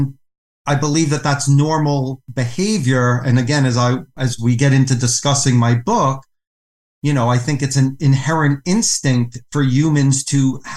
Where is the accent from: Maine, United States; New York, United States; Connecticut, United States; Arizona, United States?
New York, United States; New York City; I was raised in New York City to a non-religious Jewish family.